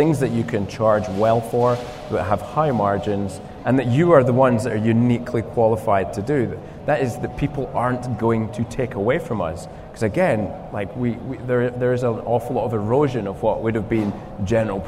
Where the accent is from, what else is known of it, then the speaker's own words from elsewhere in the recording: Scotland, United Kingdom; accent: Scottish; my Scottish accent